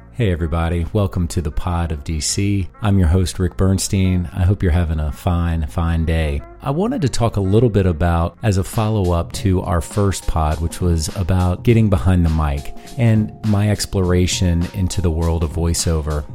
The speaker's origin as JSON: {"language": "English", "town": "Fredericksburg", "region": "Virginia", "country": "United States", "tie": "born or raised there", "also_born_or_lived": "Washington, D.C. / Harrisonburg, Virginia", "said": "I was born in D C forty-some odd years ago. I grew up in Fredericksburg, Virginia, an hour south of Washington, D C."}